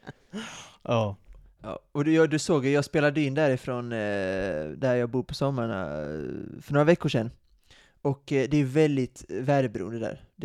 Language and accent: Swedish; Sweden; Vi är ju svenskar, ja vi är svenskar.